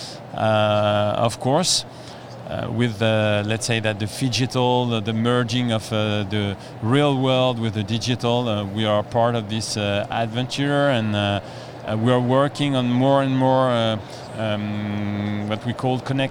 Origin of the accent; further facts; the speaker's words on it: France; I'm coming from France